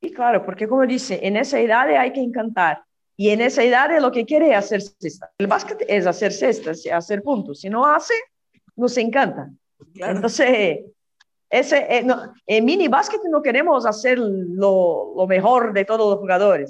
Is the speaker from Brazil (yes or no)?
yes; São Bernardo do Campo, São Paulo, Brazil; moved away; also born or lived in Rio de Janeiro, Brazil; yo nací en São Paulo, sí, viví, no sé, cuatro años en Río de Janeiro y volvimos a São Paulo.